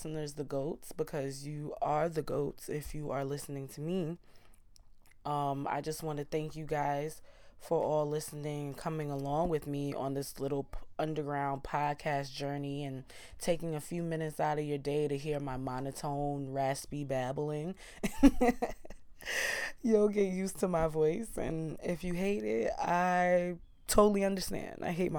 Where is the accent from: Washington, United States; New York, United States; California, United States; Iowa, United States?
New York, United States; Queens; And growing up in Queens, being the melting pot, and you know, growing up in South Ozone Park and Southside Jamaica, Queens, I am so intrigued by Caribbean and West Indian culture.